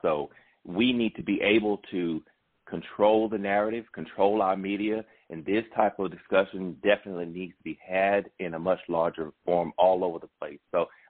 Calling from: McDonough, Georgia, United States; I'm calling from McDonough

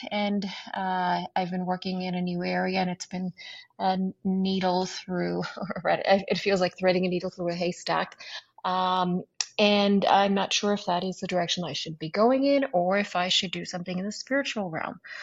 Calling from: North Carolina, United States; I'm calling from North Carolina

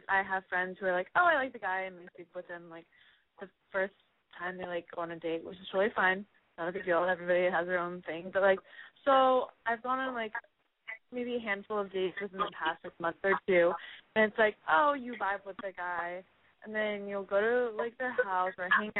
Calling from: California, United States; I'm 22 years old, and I'm calling from the Valley.

